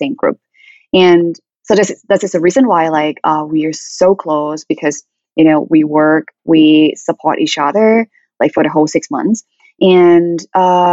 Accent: Thailand; moved away as an adult; now in United States; from Thailand.

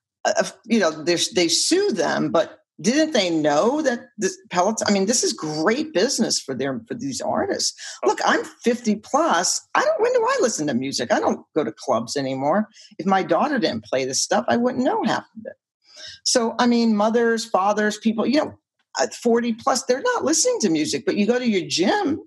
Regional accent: New York, United States; I'm from New York

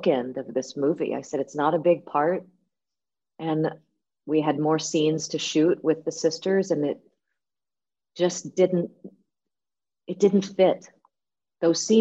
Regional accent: United States; Me being an American

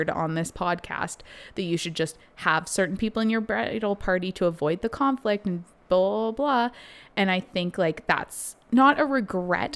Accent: Canada; we are Canadian

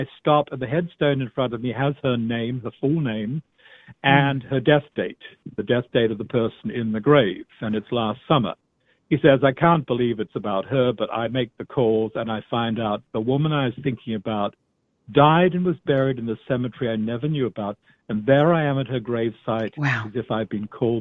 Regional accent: Australia; I'm Australian

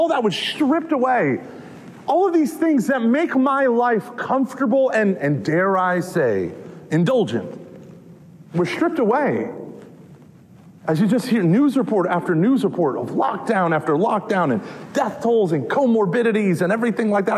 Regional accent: Texas, United States; I'm from Texas

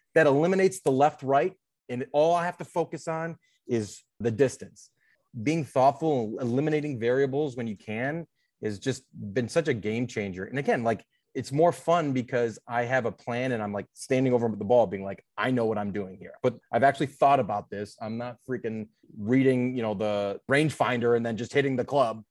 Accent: Cleveland, Ohio, United States; moved away as an adult; now in Chicago, United States; I'm from Cleveland, Ohio, 35 years old, live in Chicago now for the past 10 years

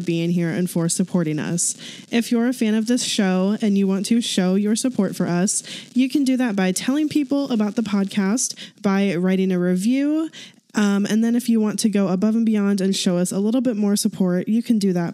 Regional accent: St. Louis, Missouri, United States; moved away as an adult; now in Kansas City, United States; So we're both from St. Louis. I currently live in Kansas City with my husband, Jordan

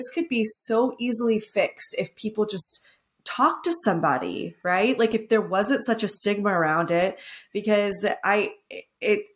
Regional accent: Texas, United States; I'm from Texas

